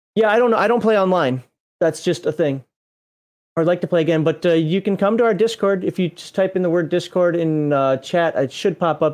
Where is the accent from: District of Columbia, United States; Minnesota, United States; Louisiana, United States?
Minnesota, United States; moved away; I'm from Minnesota. That's actually the closest base to my hometown in Minnesota